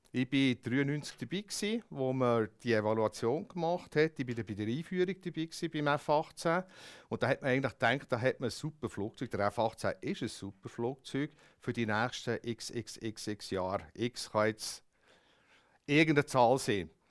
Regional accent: Switzerland; Das sind so Sachen, die ich jetzt als Schweizer würde wichtig finden und anschauen.

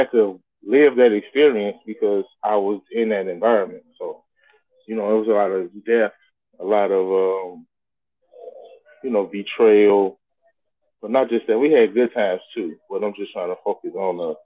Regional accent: St. Louis, Missouri, United States; I grew up in Walnut Park

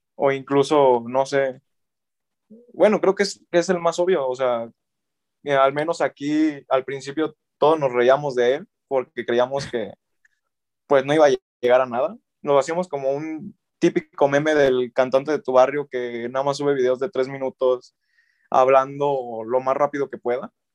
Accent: Mexico; yo como mexicano

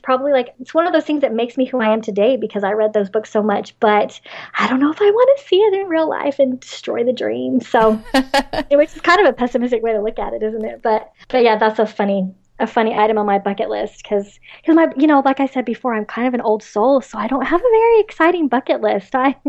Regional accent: the South, United States; So, of course, being a Southerner, I love Southern lit

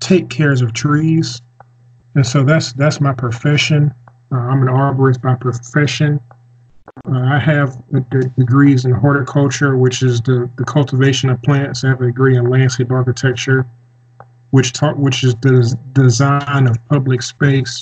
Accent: Decatur, Georgia, United States; I'm from Decatur, Georgia, which is right outside of Atlanta

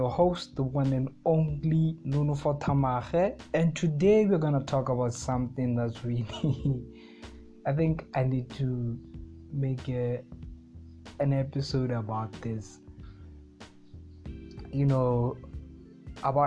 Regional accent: Botswana; I come from Botswana in Africa

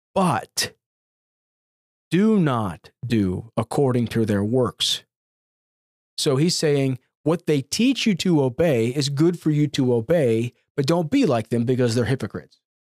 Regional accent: United States; as American Christians

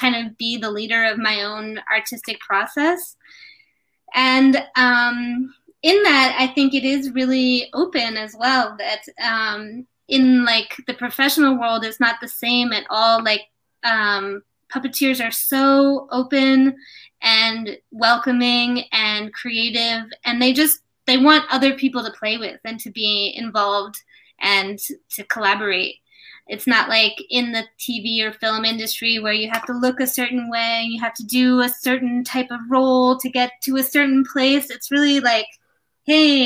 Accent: United States; also born or lived in New York; I grew up in the United States

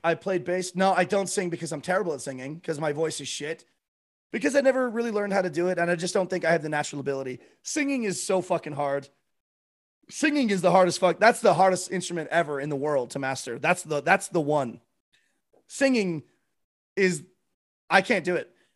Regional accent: Canada; I'm from Canada. I live in Calgary, Alberta

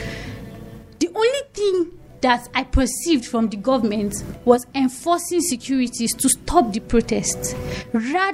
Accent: Nigeria; I'm a Nigerian. It's in my blood

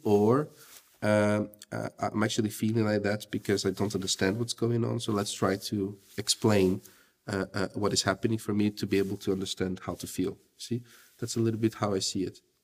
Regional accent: Brazil; moved away as an adult; now in Belgium; I'm from Brazil. My wife is from Russia. We live okay. in Belgium.

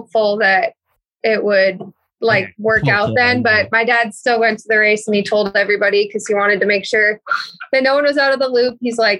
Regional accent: Minnesota, United States; I'm from Minnesota.

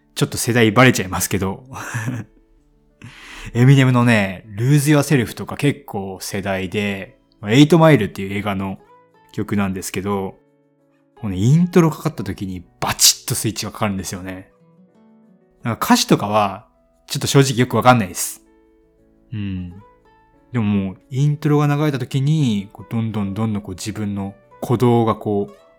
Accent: Hiroshima, Japan; 僕、広島出身で

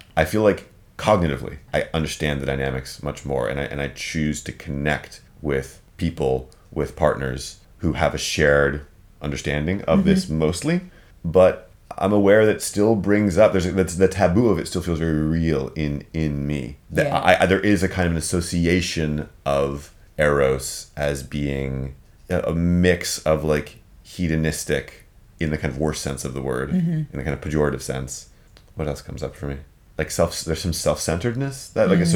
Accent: United States; So my mother is Dutch. I grew up in the States. I identify very much as an American culturally

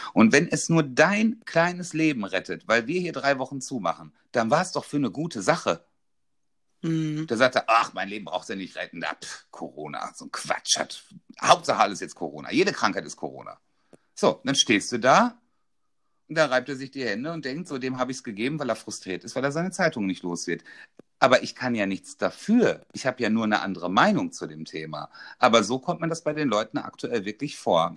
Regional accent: North Rhine-Westphalia, Germany; ich komme aus NRW

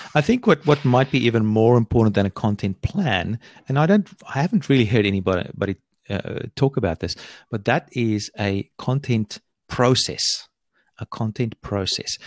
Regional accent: Australia; I live here on, on the east coast of Australia

